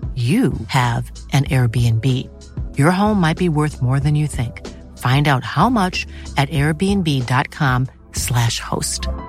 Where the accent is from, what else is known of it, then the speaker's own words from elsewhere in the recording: Nacka, Stockholm County, Sweden; Men jag är uppvuxen i Nacka i Älta